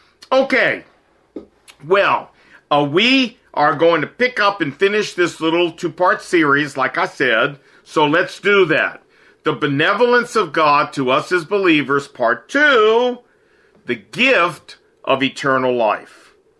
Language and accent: English; Chicago, Illinois, United States; now in Seoul, South Korea; I'm originally from Chicago, and I currently live in Seoul, Korea.